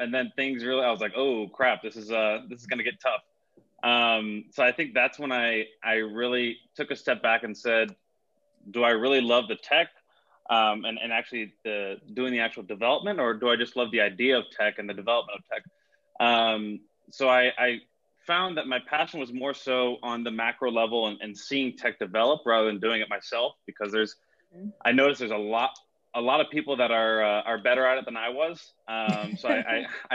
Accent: Miami, Florida, United States; moved away as an adult; now in Orlando, United States; grew up in Miami, suburbs of Miami

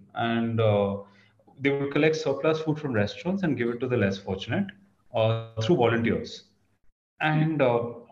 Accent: India; also born or lived in Kolkata, West Bengal / Mumbai, Maharashtra; now in Delhi, India; I'm born and brought up in Calcutta and Bombay.

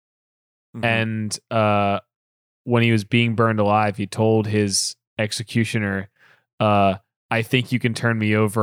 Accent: Alabama, United States; this is the church I went to in growing up in Alabama was St. Lawrence.

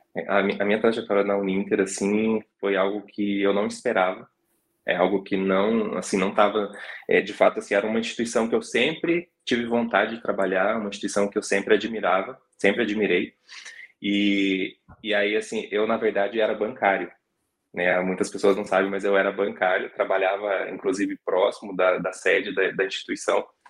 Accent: Colombo, Paraná, Brazil; now in Curitiba, Brazil; nasci em Curitiba e fui criado a maior parte da minha vida em Colombo, né, que é na região metropolitana uhum. de Curitiba

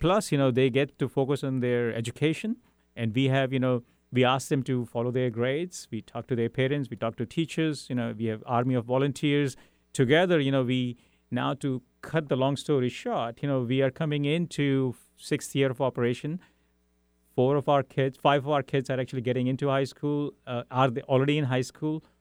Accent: India; English is a second language; moved away as an adult; also born or lived in Europe; now in Seattle, United States; I grew up in India, then lived in Europe for five years

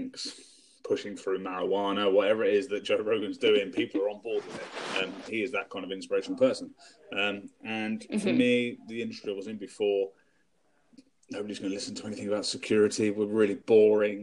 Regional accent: England, United Kingdom; I am English. So I'm UK.

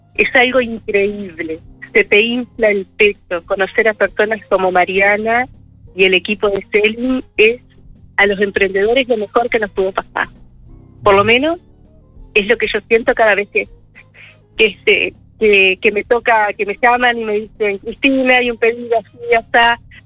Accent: Uruguay; Como muchos uruguayos y uruguayas

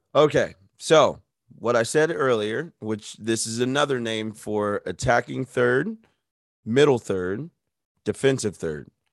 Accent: United States; I'm just an American

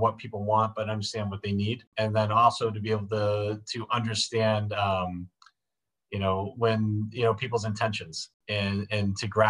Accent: Dunstable, Massachusetts, United States; moved away as an adult; also born or lived in Billerica, Massachusetts / Florida; now in New Hampshire, United States; I grew up in Dunstable, Massachusetts. I'm originally from Billerica. We moved there when I was a kid.

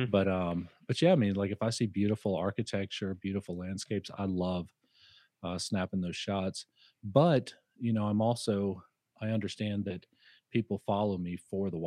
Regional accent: Louisiana, United States; moved away as an adult; now in Boise, United States; I'm originally from Louisiana, not born, but raised from, my whole life in Louisiana and down on the bayou.

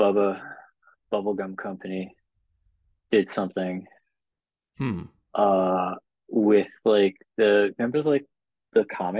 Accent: Toronto, Ontario, Canada; now in California, United States; I grew up in like in Toronto, like in actual Toronto.

